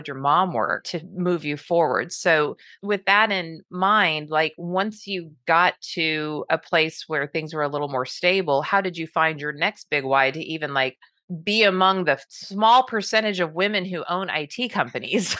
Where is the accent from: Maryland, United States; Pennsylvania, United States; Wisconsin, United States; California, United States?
California, United States; Southern; I grew up in Southern California